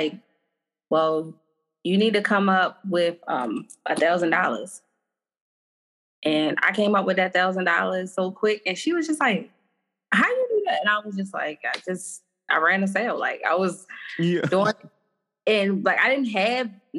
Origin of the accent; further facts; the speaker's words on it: Baltimore, Maryland, United States; I'm from Baltimore